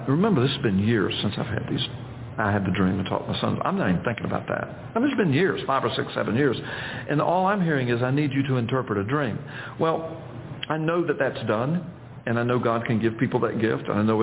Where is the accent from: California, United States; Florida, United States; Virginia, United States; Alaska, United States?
Florida, United States; I'm from Florida